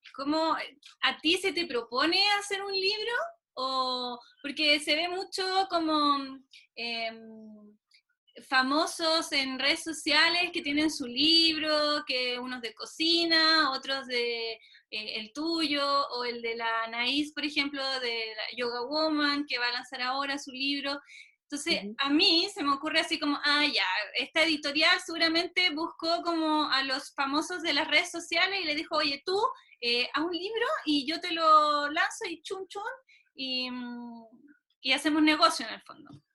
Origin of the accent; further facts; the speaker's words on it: Chile; yo no soy de Chile, me crié en Chile desde los cinco años, pero no soy de acá.